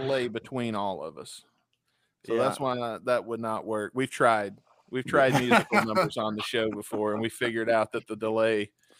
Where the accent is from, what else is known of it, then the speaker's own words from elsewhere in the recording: Tupelo, Mississippi, United States; we're from there, so we're from Tupelo.